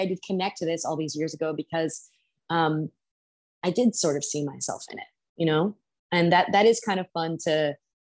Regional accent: New York, United States; I grew up in New York

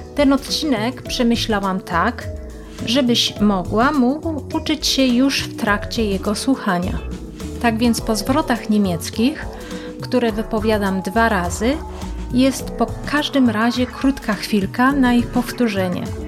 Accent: Jelenia Góra, Lower Silesian Voivodeship, Poland; moved away as an adult; now in Germany; Jestem z Polski, z Jeleniej Góry

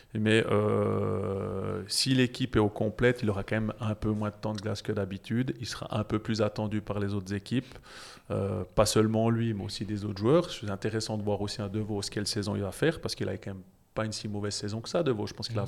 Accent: Jura, Switzerland; je suis jurassien

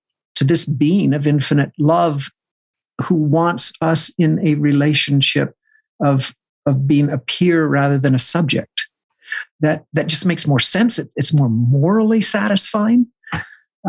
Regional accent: the Bible Belt, the South, United States; I come from the Bible Belt, right? This the fundamentalist South

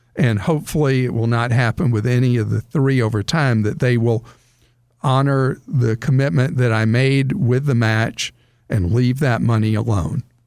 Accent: the South, United States; I grew up in the South, I still live in the South

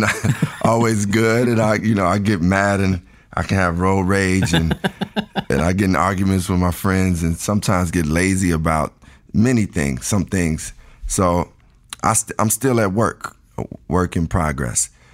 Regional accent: Chicago, Illinois, United States; I was born and raised in Chicago, the south side of Chicago

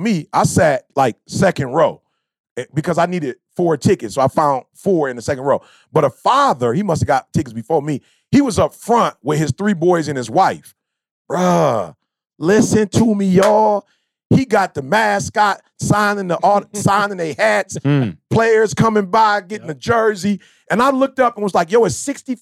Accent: Chicago, Illinois, United States; I'm from the Shy.

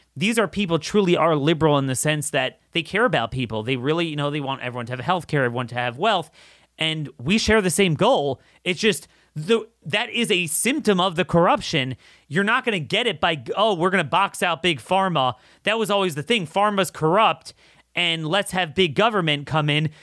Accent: United States; I'm an American.

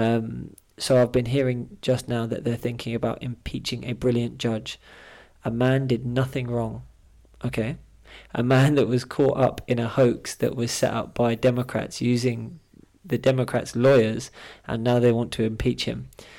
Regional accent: Scotland, United Kingdom; now in England; My whole family, we're all from Scotland

